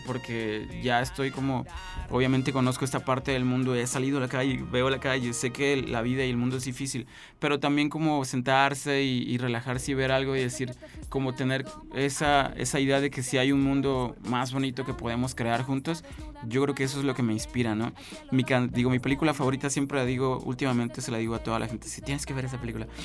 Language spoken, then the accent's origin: Spanish; San Luis Potosí, Mexico; Yo soy un potosino que hace música independiente en el estado